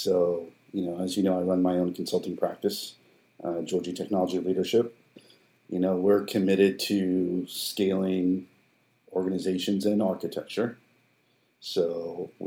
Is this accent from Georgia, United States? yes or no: no; Glendale, California, United States; also born or lived in Cairo, Egypt; I was born in Cairo. My parents immigrated when I was a baby to Glendale, California, from Cairo.